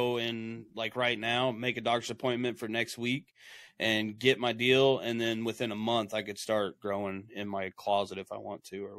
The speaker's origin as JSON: {"language": "English", "region": "Midwest", "country": "United States", "said": "I'm from the Midwest here in United States, directly in the middle, so that's kind of hillbilly country"}